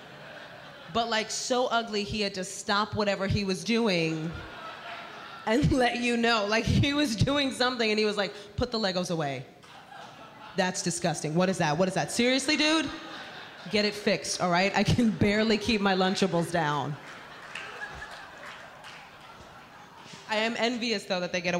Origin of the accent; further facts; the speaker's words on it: New York City, New York, United States; I am born and raised in the Bronx, New York